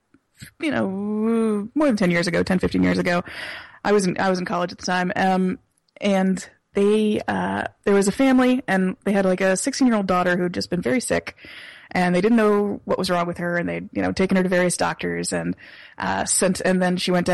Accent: the South, United States; Yeah, we're from the South.

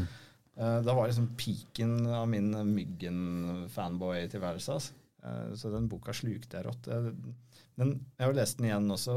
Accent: Norway; hvor vi var fra, fra Norge

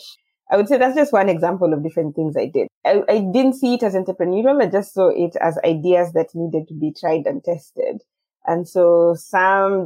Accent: Nairobi, Kenya; also born or lived in Tarbo, near Eldoret; I kind of grew in between Nairobi

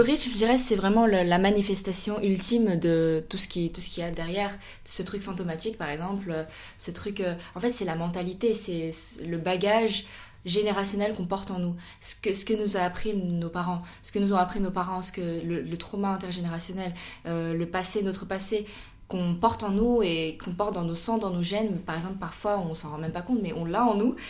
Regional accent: France; on est des Chinois qui ont grandi en France

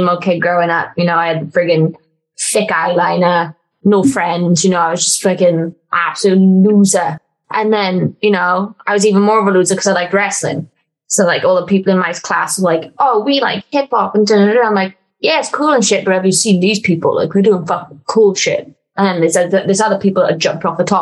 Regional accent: Welsh, Wales, United Kingdom; I'm Welsh and I'm a wrestler

